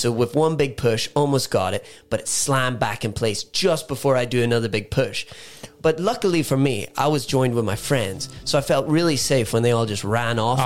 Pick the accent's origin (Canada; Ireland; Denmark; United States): Ireland; I'm Irish